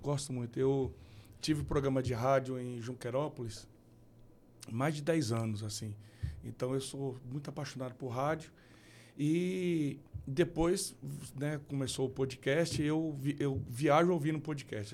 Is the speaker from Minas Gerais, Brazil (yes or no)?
no; Mato Grosso do Sul, Brazil; moved away as an adult; also born or lived in Rondônia; now in São Paulo, Brazil; me criei lá, fiquei lá até os 20 anos